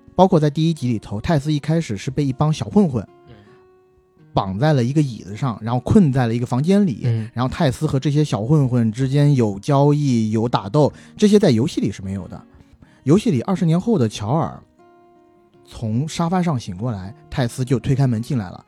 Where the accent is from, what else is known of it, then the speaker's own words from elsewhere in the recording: southern China, China; 我是南方人